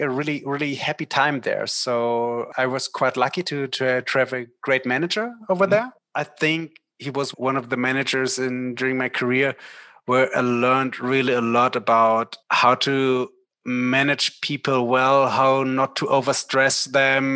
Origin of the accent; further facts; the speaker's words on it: Berlin, Germany; I was born in Berlin and the bank was as well in Berlin. And I wanted to stay in Berlin